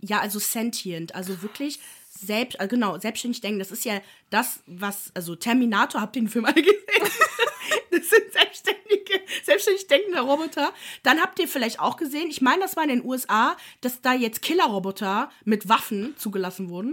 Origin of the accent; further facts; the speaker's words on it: Germany; ich bin, ich wohne in Deutschland, bin da geboren